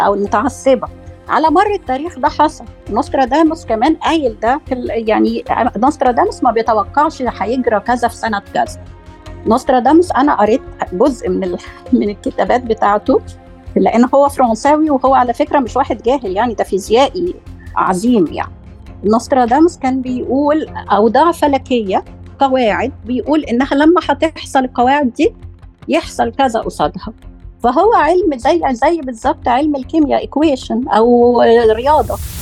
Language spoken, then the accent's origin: Arabic; Egypt; عندنا في مصر